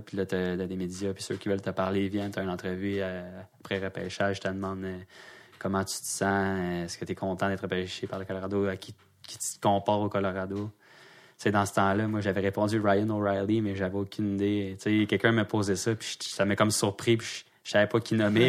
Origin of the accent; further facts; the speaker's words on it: Quebec, Canada; je suis québécois